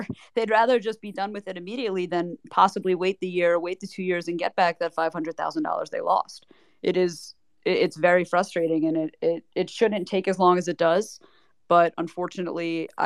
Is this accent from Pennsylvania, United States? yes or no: yes; Philadelphia, Pennsylvania, United States; I'm from Philadelphia